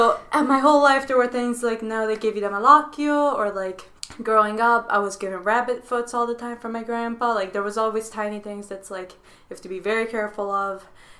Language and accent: English; Rome, Lazio, Italy; now in Pittsburgh, United States; I'm from Rome, Italy. I grew up there and most of my life was spent over there. My family is originally from Naples, which is the most superstitious part of Italy, but we all moved over to Rome.